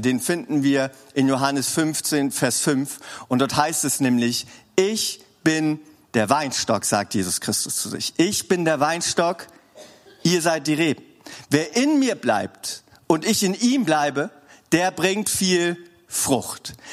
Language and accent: German; Swabia, Baden-Württemberg, Germany; als Schwabe